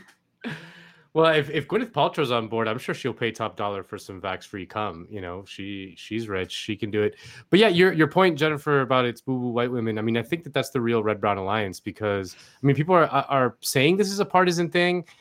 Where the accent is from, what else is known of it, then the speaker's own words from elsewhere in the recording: Spain; moved away; I'm from Spain originally